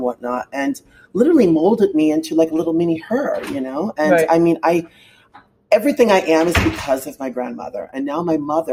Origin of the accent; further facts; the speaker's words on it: New York City, New York, United States; I am born and raised in Manhattan